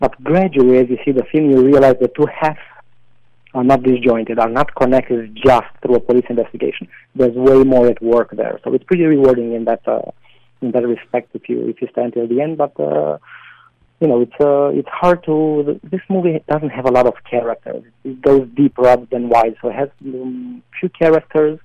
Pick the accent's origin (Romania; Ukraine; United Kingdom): Romania; moved away as an adult; now in New York, United States; in my the small town that I grew up with.